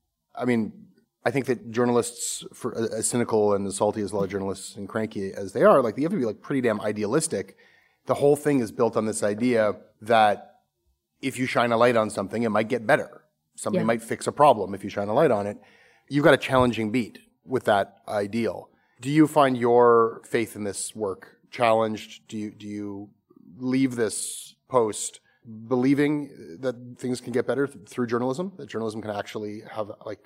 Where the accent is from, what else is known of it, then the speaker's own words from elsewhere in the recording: Toronto, Ontario, Canada; It's just like this part of Canada that you always kind of knew existed growing up in Toronto